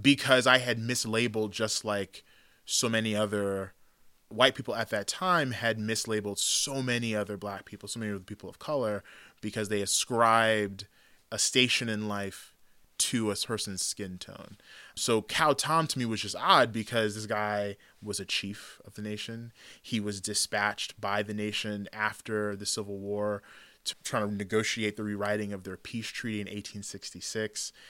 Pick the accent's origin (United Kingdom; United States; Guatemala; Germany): United States; Tulsa, Oklahoma; also born or lived in Bronx, New York / Brooklyn, New York; we moved from New York to Oklahoma when I was pretty young